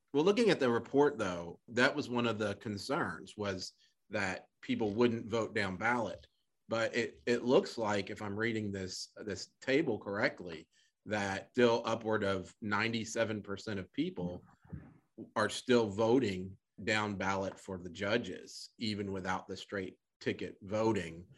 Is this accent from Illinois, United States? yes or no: no; Little Rock, Arkansas, United States; now in Texas, United States; I grew up in Little Rock